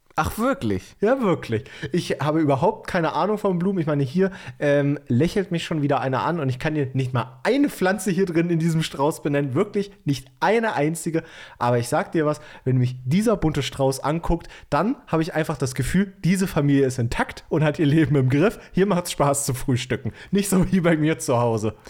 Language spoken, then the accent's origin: German; Bautzen, Saxony, Germany; moved away; Ich habe dir ja aus meiner Heimat ein richtig geiles Set an Leckereien aus Bautzen mitgebracht